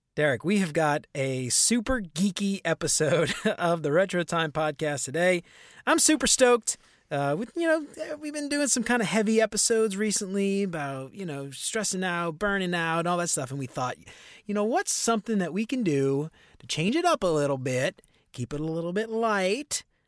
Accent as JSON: {"language": "English", "town": "New Orleans", "region": "Louisiana", "country": "United States", "tie": "born or raised there", "said": "growing up in New Orleans"}